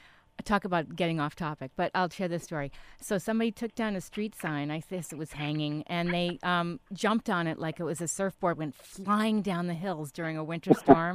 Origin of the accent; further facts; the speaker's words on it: East Coast, United States; I grew up, I didn't tell you where I grew up. I grew up on the East Coast